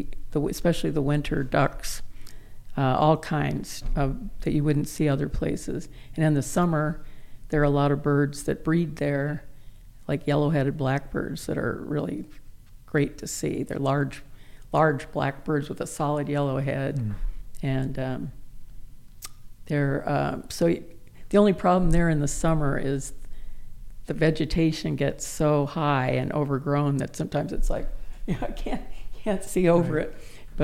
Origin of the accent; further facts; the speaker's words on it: Euclid, Ohio, United States; now in Boise, United States; I grew up in Ohio